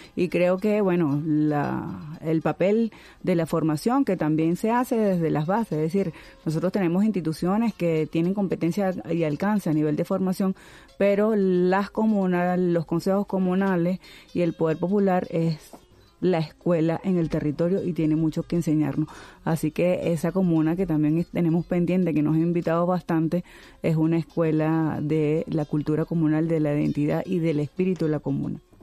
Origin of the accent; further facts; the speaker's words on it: Lara, Venezuela; una comuna de mi tierra, una comuna guara